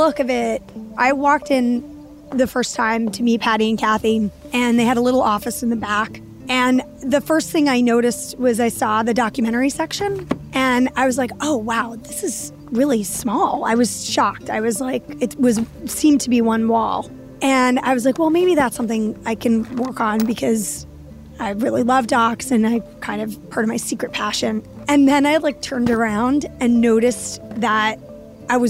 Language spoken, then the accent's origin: English; New York City, New York, United States; I grew up in Lower Manhattan in Soho before it turned into a high-end shopping mall for the 1%